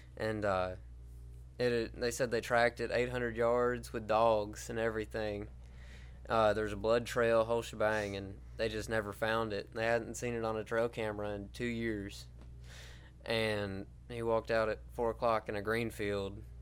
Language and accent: English; Helena, Alabama, United States; I'm from Helena, Alabama